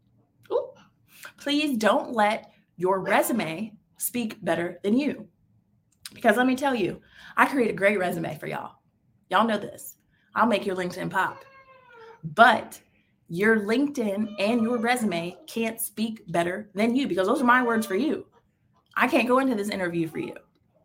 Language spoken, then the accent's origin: English; Tampa, Florida, United States; Oh, well, I'm in Tampa, born and raised in Tampa. I have lived in a few places. My career has taken me across the world.